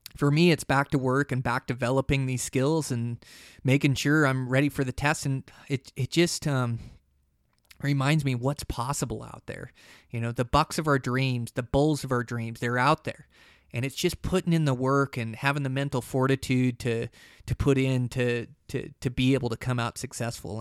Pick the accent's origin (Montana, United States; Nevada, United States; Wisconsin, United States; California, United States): Montana, United States; my home state of Montana